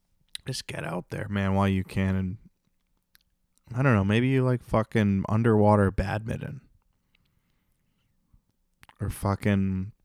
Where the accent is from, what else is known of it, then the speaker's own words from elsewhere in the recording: Canada; And I'm French Canadian, so I can say that.